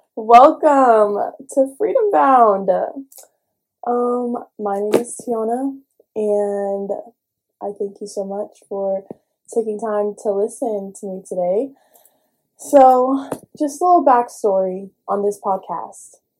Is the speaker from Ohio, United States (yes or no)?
no; Houston, Texas, United States; I grew up in Houston, grew up in a church household